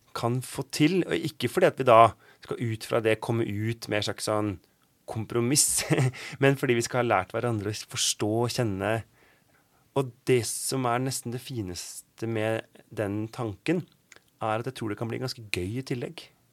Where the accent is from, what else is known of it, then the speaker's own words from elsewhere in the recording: Oslo, Norway; moved away; also born or lived in Bergen; jeg ikke akkurat har vokst opp med nynorsk. Jeg er fra Oslo